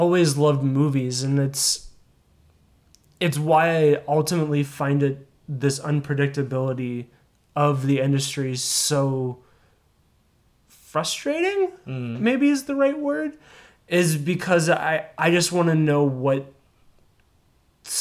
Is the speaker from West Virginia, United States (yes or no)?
yes; Charleston, West Virginia, United States; I was from Charleston, West Virginia